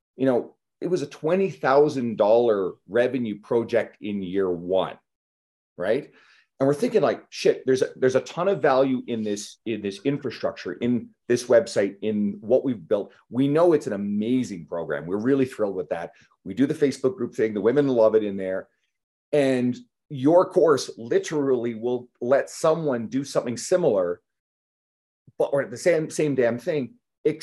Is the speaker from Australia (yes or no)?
no; Canada; I'm Canadian